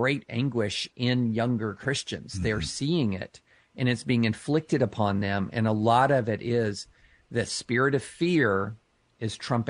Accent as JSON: {"language": "English", "town": "Lexington", "region": "Kentucky", "country": "United States", "tie": "born or raised there", "said": "I grew up outside of Rupp Arena, several miles outside of Rupp Arena in Lexington, Kentucky."}